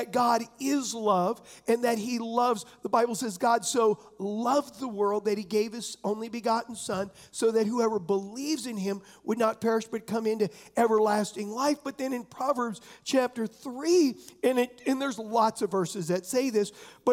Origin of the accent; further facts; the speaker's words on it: San Diego, California, United States; I was raised in San Diego